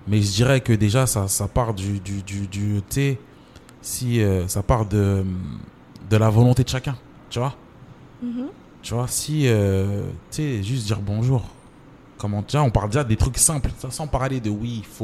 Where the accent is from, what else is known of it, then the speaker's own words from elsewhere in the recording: Mbambao, Anjouan, Comoros; C'est euh, moi, je suis de Mbambao.